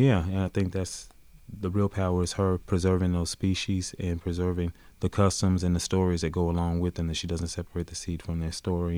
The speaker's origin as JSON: {"language": "English", "region": "Mississippi Delta", "country": "United States", "said": "me being from the Mississippi Delta"}